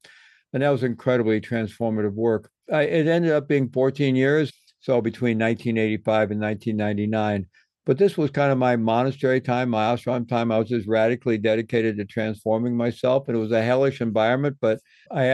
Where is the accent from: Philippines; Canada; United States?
United States; Midwest; I grew up in the Midwest and came of age in the 1960s